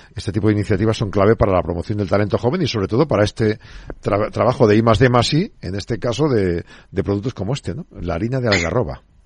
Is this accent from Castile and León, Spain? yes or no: yes; Neila, Castile and León, Spain; en mi, en mi pueblo, en Neila, que son noventa y pico, cien habitantes